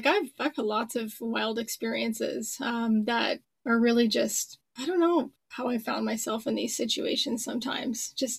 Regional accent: Grand Prairie, Texas, United States; now in Canada; I'm Canadian, but I grew up down south in Texas.

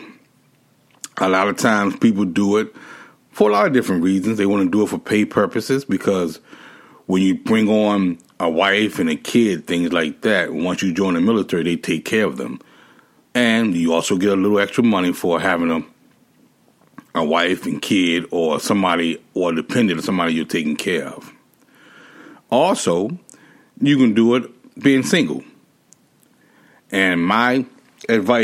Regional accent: Washington, District of Columbia, United States; moved away as an adult; also born or lived in Hawaii / Florida / Japan / Guam; my hometown, which was Washington, D.C.

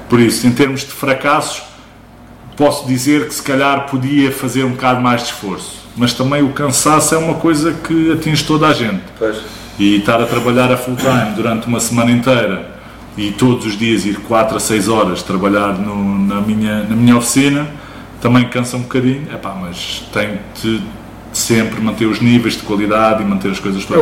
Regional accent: Barreiro, Setúbal, Portugal; moved away as an adult; also born or lived in Lisbon / United Kingdom; Originalmente do Barreiro, mas nasci em Lisboa, vim para o Barreiro porque os meus pais já cá moravam. Vivi durante grande parte da minha vida no Barreiro

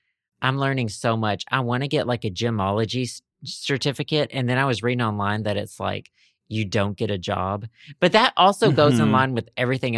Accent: United Kingdom; because Antiques Roadshow UK, because I'm British.

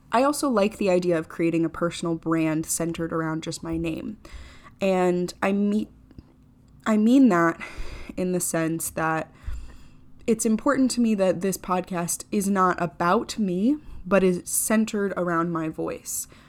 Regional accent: Florida, United States; I grew up in Florida.

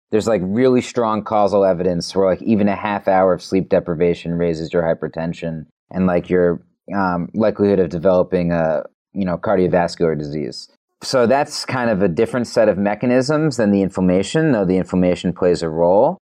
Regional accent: New York City, New York, United States; I'm a New Yorker

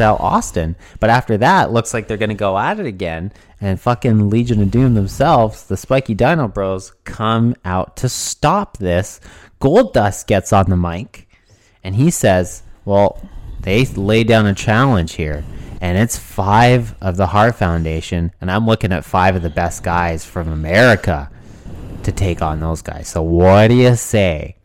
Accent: Canada; being a Canadian kid

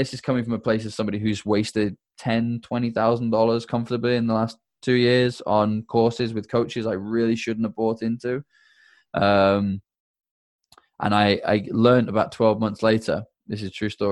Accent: United Kingdom; I'm British

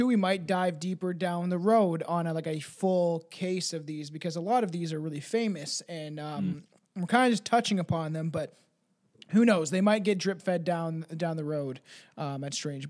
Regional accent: Canada; I am Canadian.

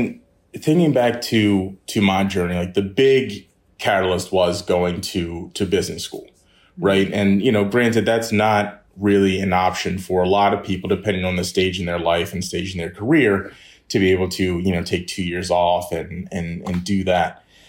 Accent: Maryland, United States; I'm originally from the Maryland area. I grew up there, stayed local for undergrad, went to UMD.

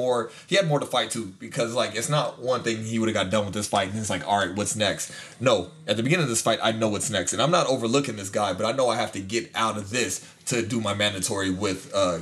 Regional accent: Virginia, United States; I'm from Virginia.

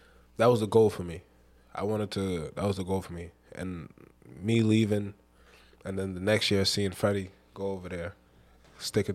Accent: Rhode Island, United States; moved away; I'm from Rhode Island

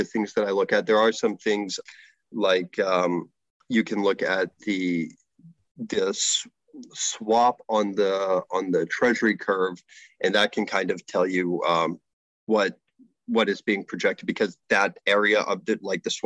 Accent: United States; moved away as an adult; now in Canada; I am an American

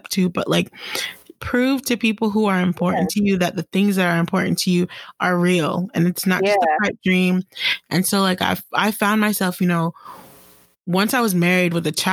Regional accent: Jamaica; I'm Jamaican.

